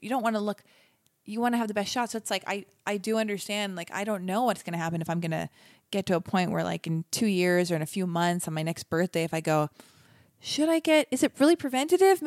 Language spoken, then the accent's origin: English; Los Angeles, California, United States; I was born and raised in Los Angeles